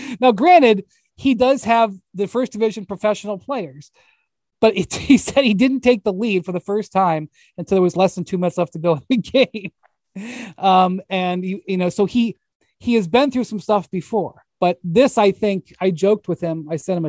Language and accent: English; Cleveland, Ohio, United States; They spend Christmas Day in Cleveland, which I'm from Cleveland, but you know, Christmas Day in Cleveland by yourself, I wouldn't say it's the highlight of your life.